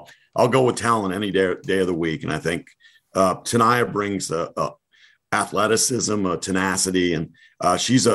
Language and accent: English; New England, United States; I'm from New England, so I talk a lot about Patriots